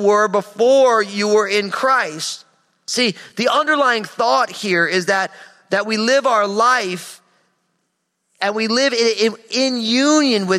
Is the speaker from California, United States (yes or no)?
no; New Jersey, United States; my home state of New Jersey